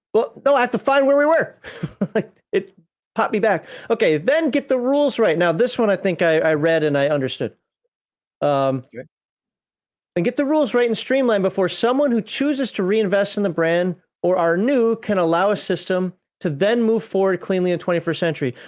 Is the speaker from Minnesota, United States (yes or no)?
yes; Minnesota, United States; I'm Minnesotan.